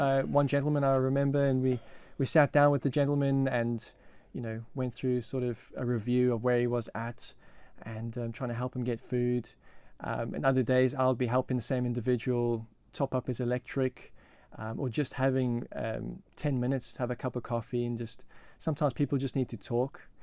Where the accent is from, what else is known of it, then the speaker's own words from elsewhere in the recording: South Africa; moved away as an adult; now in Isle of Man; I come from South Africa, and, um, yeah, so that's where I grew up, that's where I was brought up